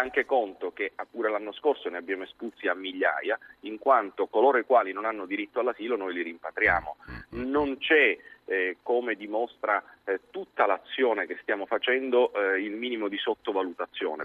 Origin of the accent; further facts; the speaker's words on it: Agrigento, Sicily, Italy; parlo da siciliano